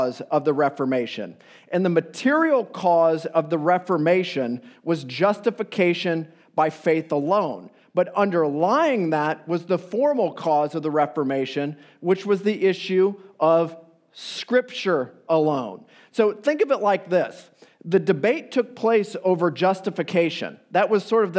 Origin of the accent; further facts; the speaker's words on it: Iowa, United States; now in Chicago, United States; I am from the Midwest, Iowa via Chicago